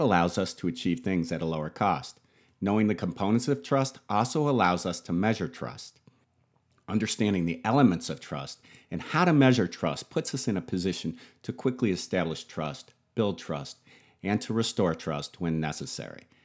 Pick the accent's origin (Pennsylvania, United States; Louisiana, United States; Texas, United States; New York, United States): New York, United States; Buffalo; Being born and raised in Buffalo